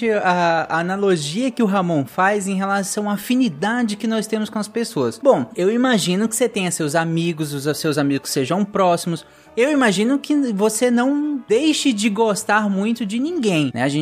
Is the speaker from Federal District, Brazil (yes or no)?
no; Belo Horizonte, Minas Gerais, Brazil; eu sou de Belo Horizonte e eu tenho seis anos